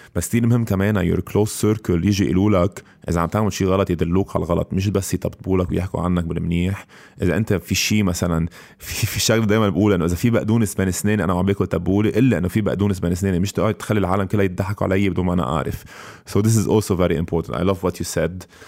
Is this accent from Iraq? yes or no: no; Lebanon